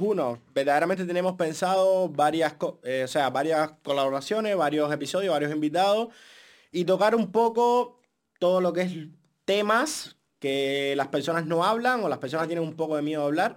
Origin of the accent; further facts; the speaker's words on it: Cuba; moved away; 100% cubano y el acento nunca en la vida me ha causado un problema para trabajar en este país